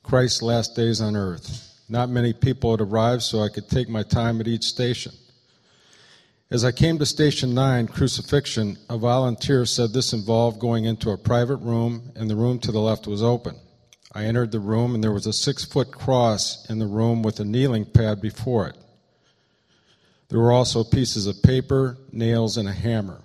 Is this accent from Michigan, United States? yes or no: yes; Eaton Rapids, Michigan, United States; Will and I grew up together in Eaton Rapids, Michigan.